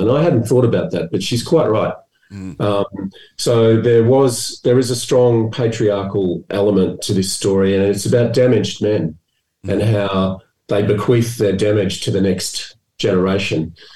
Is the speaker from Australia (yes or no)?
yes; Melbourne, Victoria, Australia; I was brought up in Melbourne